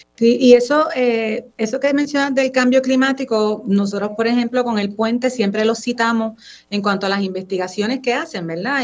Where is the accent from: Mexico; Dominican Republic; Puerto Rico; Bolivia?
Puerto Rico; yo salí de Puerto Rico, yo estuve fuera